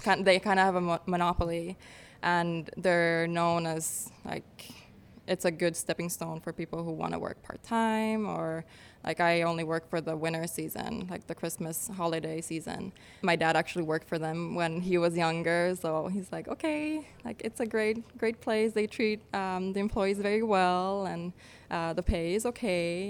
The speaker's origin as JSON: {"language": "English", "country": "Finland", "tie": "born or raised there", "also_born_or_lived": "New York / Florida", "moved": "as an adult", "lives_now": "San Diego, United States", "said": "I grew up in Finland. Uh, we moved back when I was four."}